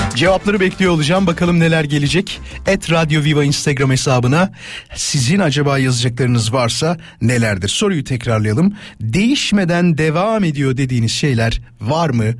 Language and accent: Turkish; İzmit, Kocaeli, Turkey; Ben İzmitliyim.